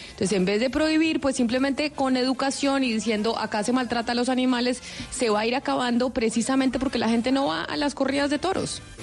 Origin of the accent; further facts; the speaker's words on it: Colombia; los colombianos